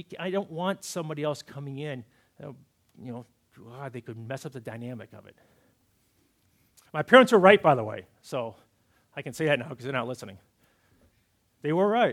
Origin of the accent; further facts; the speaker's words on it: Massachusetts, United States; Growing up in Massachusetts, we had these certain traditions that we did for Thanksgiving and Christmas Eve, and being good New Englanders